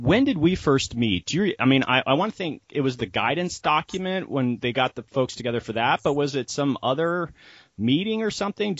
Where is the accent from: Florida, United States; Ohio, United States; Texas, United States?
Florida, United States; moved away; I'm originally from Florida